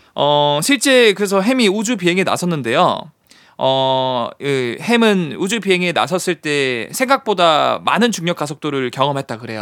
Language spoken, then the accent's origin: Korean; Gyeongsang, South Korea; 제가 고향이 경상도다 보니까